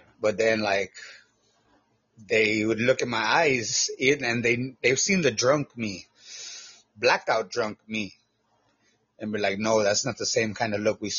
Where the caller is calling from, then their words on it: Texas, United States; I'm from Texas.